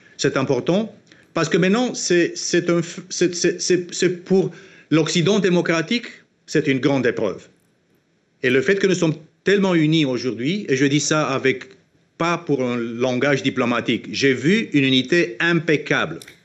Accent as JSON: {"language": "French", "country": "Romania", "said": "en Roumanie, dans mon pays d'origine"}